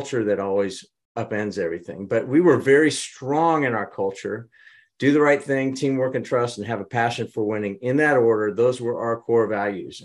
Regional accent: Midwest, United States; I was from the Midwest

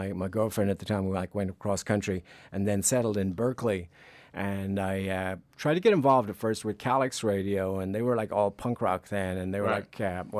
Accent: Dublin, Leinster, Ireland; moved away as an adult; also born or lived in San Francisco Bay Area, United States; now in United States; I'm from Ireland.

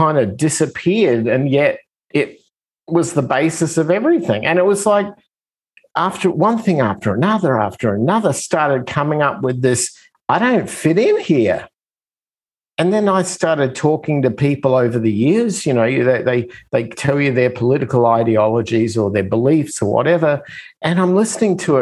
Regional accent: Australia; moved away as an adult; now in United States; I come from Australia. I come from the other side of the planet

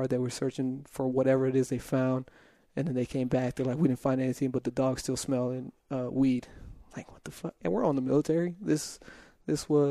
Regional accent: El Paso, Texas, United States; moved away; my hometown of El Paso

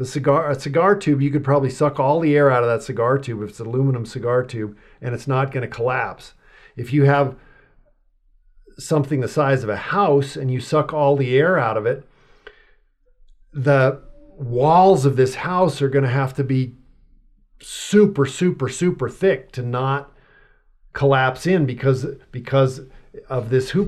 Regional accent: Los Alamos, New Mexico, United States; I grew up in Los Alamos, New Mexico.

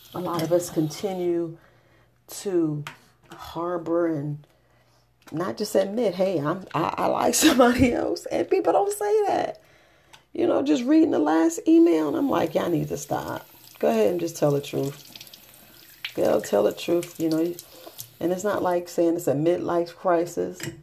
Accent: New York City, New York, United States; I grew up in the Boogie Down Bronx

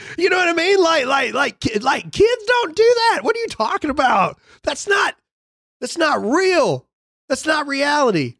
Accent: Mississippi, United States; I'm from Mississippi.

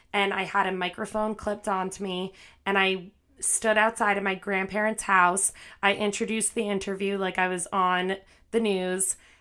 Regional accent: New Jersey, United States; moved away as an adult; also born or lived in Manhattan; now in New York City, United States; I'm from New Jersey, so not very far. Um, but yeah, I live in Manhattan now

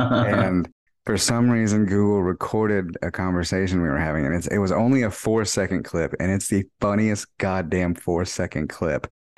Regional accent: Texas, United States; we're from Texas

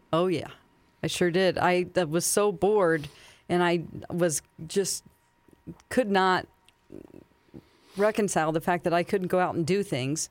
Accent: Springfield, Missouri, United States; also born or lived in California; a Springfield, Missouri, my hometown story

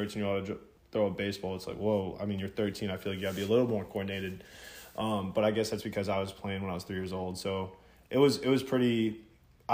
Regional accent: Jacksonville, Florida, United States; also born or lived in South Carolina; I grew up in Jacksonville, been here my whole life, born and raised

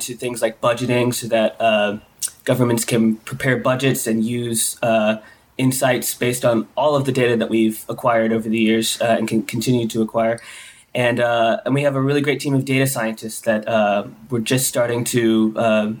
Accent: Pensacola, Florida, United States; my hometown in Florida, Pensacola, which is very small

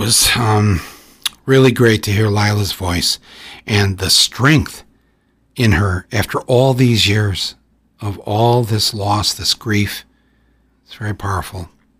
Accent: Ireland; I said, yeah, I'm supposed to drink because I'm Irish.

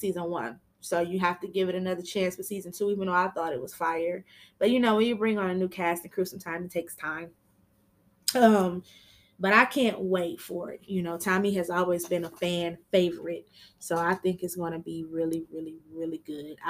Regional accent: Michigan, United States; I'm from Michigan

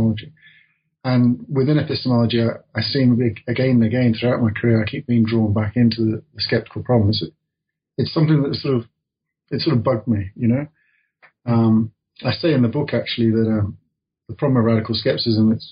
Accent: Midlands, United Kingdom; I come from the Midlands in England

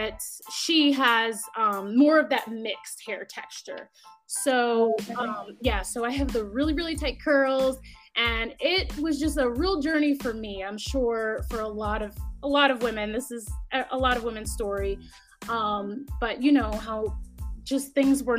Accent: upstate New York, United States; I'm from upstate New York, about an hour and a half outside of the city

